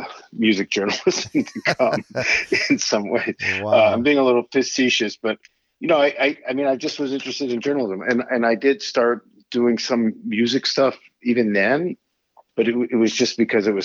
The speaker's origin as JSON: {"language": "English", "town": "Pittsburgh", "region": "Pennsylvania", "country": "United States", "tie": "born or raised there", "also_born_or_lived": "New Jersey / China", "moved": "as an adult", "said": "I grew up in Squirrel Hill, Pittsburgh, Pennsylvania"}